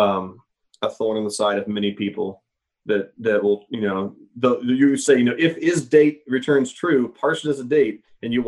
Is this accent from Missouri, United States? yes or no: yes; Missouri, United States; I grew up in Missouri